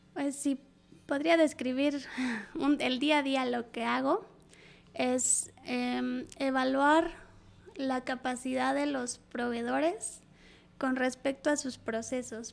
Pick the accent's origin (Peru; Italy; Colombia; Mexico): Mexico; moved away as an adult; now in Saudi Arabia; yo siendo mujer y mexicana